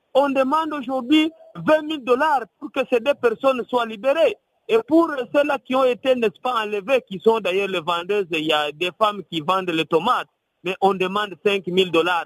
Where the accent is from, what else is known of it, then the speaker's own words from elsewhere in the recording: Uvira, South Kivu, DR Congo; chez nous, à Ouvira